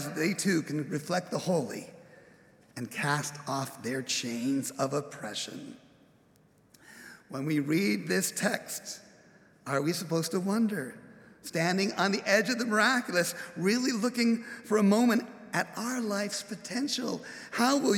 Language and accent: English; Upland, California, United States; Growing up in Upland, California, as I've introduced, going to college, Claremont, I was a townie